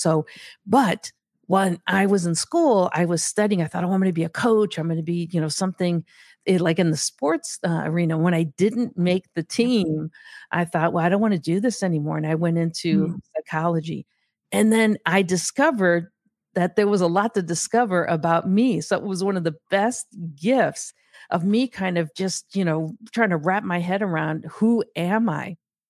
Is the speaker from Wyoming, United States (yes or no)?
no; Gary, Indiana, United States; So I grew up in Gary, Indiana, which is a steel town.